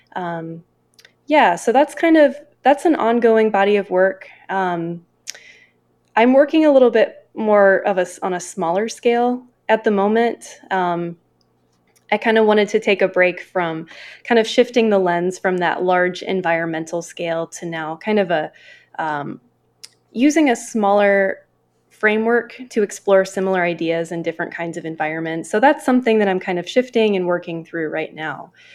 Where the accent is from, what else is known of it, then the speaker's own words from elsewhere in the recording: Northeast Ohio, United States; my backgrounds growing up in Northeast Ohio